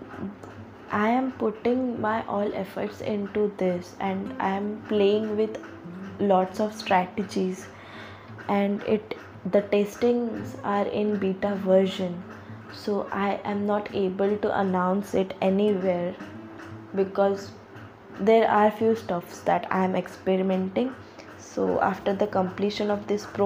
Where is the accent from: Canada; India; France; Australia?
India; as an Indian